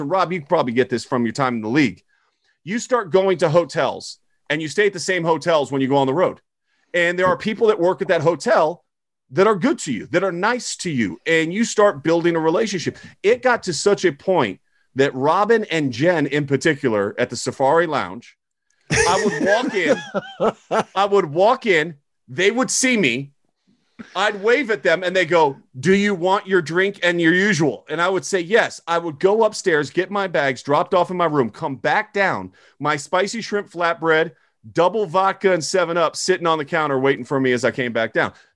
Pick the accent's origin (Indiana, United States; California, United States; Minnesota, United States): California, United States; Southern; I was from Southern California